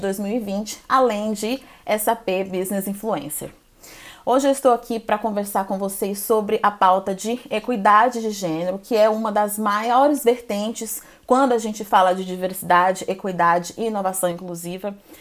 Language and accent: Portuguese; Goiânia, Goiás, Brazil; now in São Paulo, Brazil; Eu sou brasileira, sou natural de Goiânia, Goiás, moro e trabalho atualmente em São Paulo